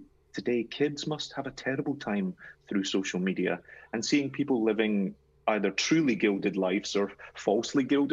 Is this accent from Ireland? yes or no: no; Glasgow, Scotland, United Kingdom; people in my hometown, people in Glasgow